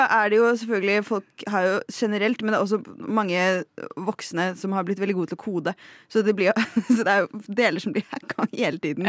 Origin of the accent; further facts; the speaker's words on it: Lillehammer, Innlandet, Norway; jeg er fra Lillehammer